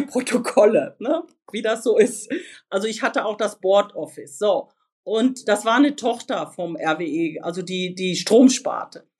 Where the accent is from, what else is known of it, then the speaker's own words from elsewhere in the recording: Sauerland, North Rhine-Westphalia, Germany; ich bin im Sauerland aufgewachsen